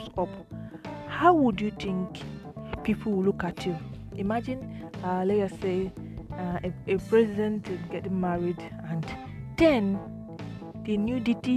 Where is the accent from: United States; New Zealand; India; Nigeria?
Nigeria; as a Nigerian